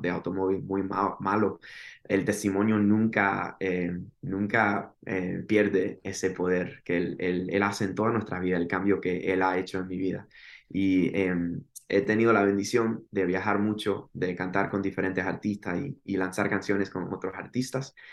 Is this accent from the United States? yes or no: yes; Miami, Florida, United States; soy de Miami, Florida, de padres cubanos, nacido en Miami, Florida.